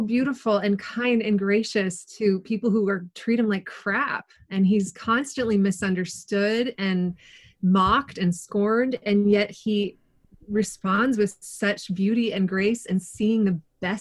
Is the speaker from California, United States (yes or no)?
yes; Southern California, United States; moved away as an adult; also born or lived in Denver, Colorado / St. Catharines, Ontario; now in Kitchener, Canada; I grew up in Southern California, but then my partner and I moved to Denver for about a decade before we moved to Canada.